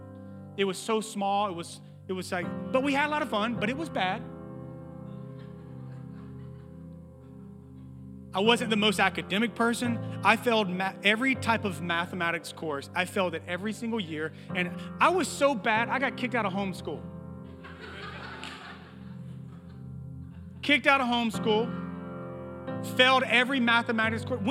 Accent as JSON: {"language": "English", "town": "Bogalusa", "region": "Louisiana", "country": "United States", "tie": "born or raised there", "said": "I was born in Bogalusa, Louisiana."}